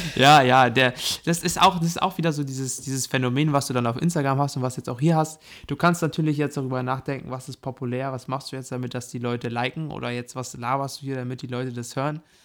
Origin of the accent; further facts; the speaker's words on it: Mecklenburg-Vorpommern, Germany; now in South Africa; bei uns in MacPom